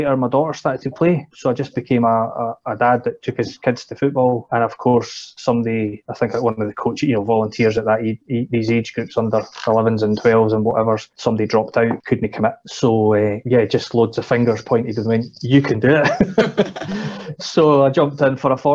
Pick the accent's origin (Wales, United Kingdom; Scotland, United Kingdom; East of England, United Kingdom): Scotland, United Kingdom; Edinburgh; also born or lived in Perth; I'm an Edinburgh lad, basically been there my whole kind of growing up life.